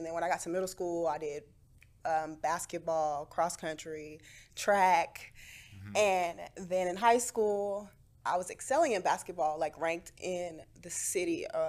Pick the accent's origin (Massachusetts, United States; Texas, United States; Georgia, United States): Texas, United States; Houston; moved away as an adult; also born or lived in Asheville, Tennessee; now in New York, United States; I was born in Asheville, Tennessee, moved to Houston in the middle of the third grade, and I've been working as a model the last 12 years in New York.